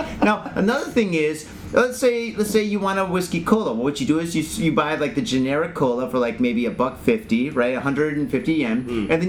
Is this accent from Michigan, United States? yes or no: yes; Detroit, Michigan, United States; moved away as an adult; now in Japan; I'm from Detroit, and that's pretty blue-collar